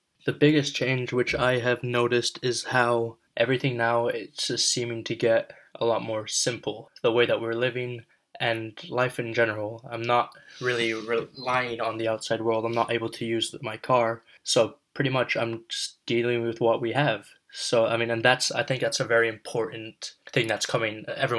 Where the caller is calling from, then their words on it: Hudson, New York, United States; today is Friday, May 1st, and I am reporting from Hudson, New York.